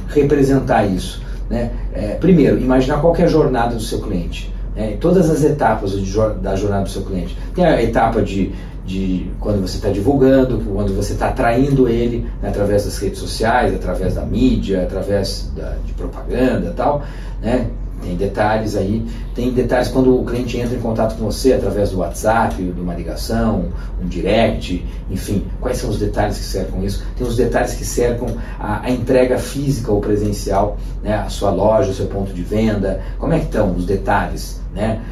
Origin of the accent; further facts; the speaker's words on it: São Paulo, Brazil; nós que somos de São Paulo